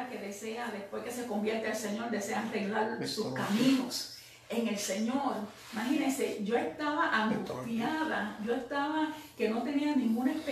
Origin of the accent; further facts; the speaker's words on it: Puerto Rico; now in United States; yo me fui eh, de Puerto Rico, no oré, me fui, llegué aquí a los Estados Unidos y comencé, ¿verdad?